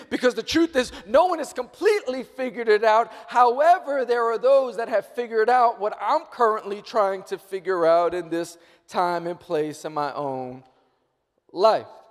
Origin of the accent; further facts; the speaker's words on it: New York, United States; I'm born and raised in New York